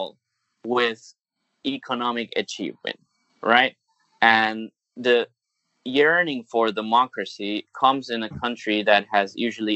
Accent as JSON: {"language": "English", "country": "Venezuela", "tie": "born or raised there", "also_born_or_lived": "United States", "second_language": "English", "moved": "as an adult", "lives_now": "Hong Kong", "said": "Growing up in Venezuela"}